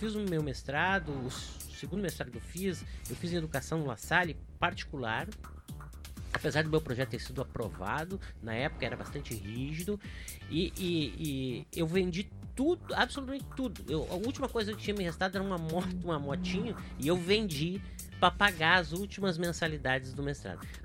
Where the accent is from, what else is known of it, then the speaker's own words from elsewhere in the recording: Rio Grande do Sul, Brazil; Eu sou gaúcho e colorado, tá?